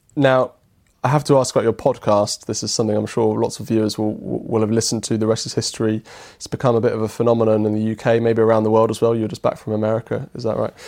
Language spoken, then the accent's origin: English; United Kingdom; as British people